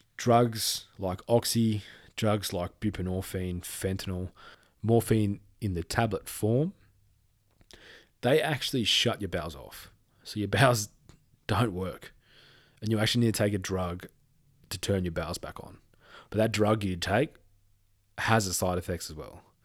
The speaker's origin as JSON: {"language": "English", "town": "Perth", "region": "Western Australia", "country": "Australia", "moved": "yes", "said": "I'm from Perth"}